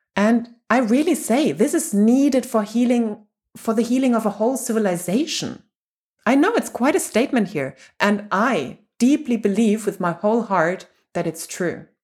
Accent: Germany; I'm from Germany and whole Europe

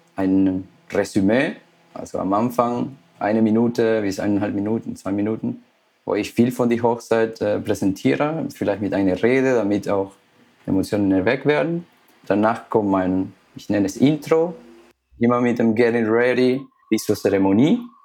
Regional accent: Ecuador; now in Germany; ich bin gebürtig aus Ecuador.

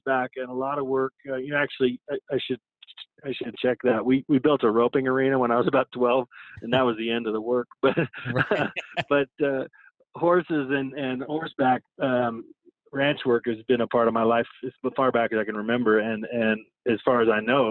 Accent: Denver, Colorado, United States; I grew up here in Denver, very much kind of a, urban suburban kid

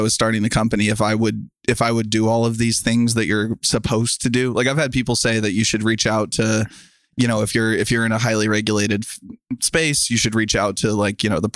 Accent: Kansas City, United States; I'm from Kansas City

